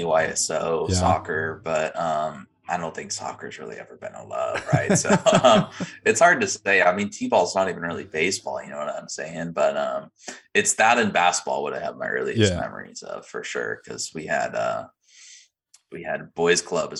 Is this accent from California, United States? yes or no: yes; Santa Barbara, California, United States; I grew up in Santa Barbara, same town as Nick.